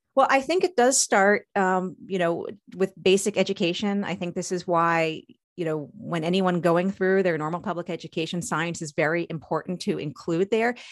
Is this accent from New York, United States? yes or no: yes; Long Island, New York, United States; born or raised there; now in Maryland, United States